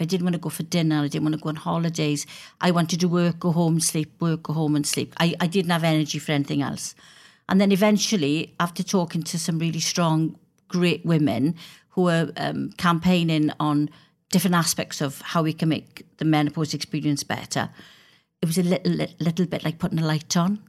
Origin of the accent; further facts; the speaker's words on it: Wales, United Kingdom; I'm a Welsh member of Parliament